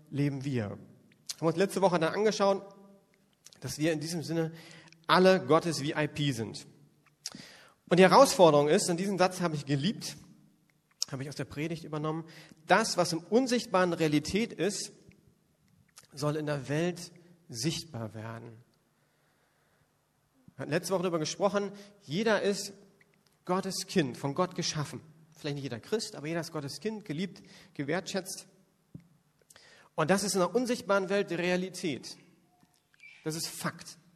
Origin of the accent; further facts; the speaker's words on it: Northern Germany, Germany; now in Berlin, Germany; Das würde bei uns in Berlin überhaupt nicht ankommen und ich komme von der Küste geht das gar nicht.